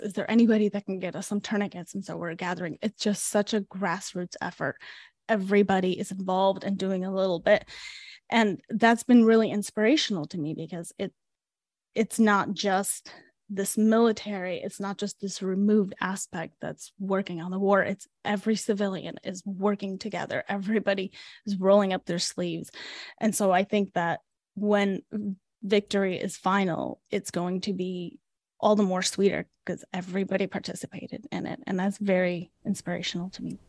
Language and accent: English; Chicago, Illinois, United States; also born or lived in Ukraine; And we moved to Chicago, and that's where we grew up